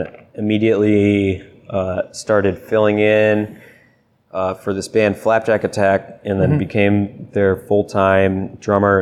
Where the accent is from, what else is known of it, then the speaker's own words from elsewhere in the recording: Deep River, Connecticut, United States; Deep River, Connecticut